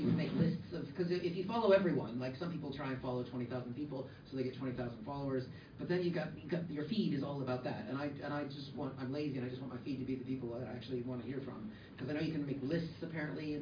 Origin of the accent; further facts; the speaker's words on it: United States; as an American